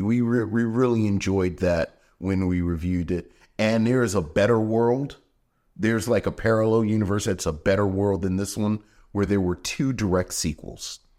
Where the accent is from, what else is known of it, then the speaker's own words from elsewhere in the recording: Baltimore, Maryland, United States; I'm from Baltimore